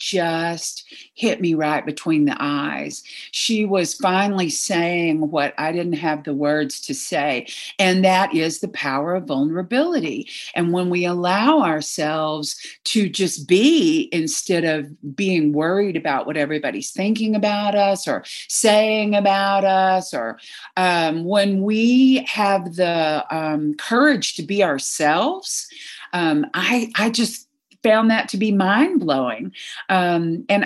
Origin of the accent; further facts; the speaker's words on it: Texas, United States; I was raised in Texas as a devout Southern Baptist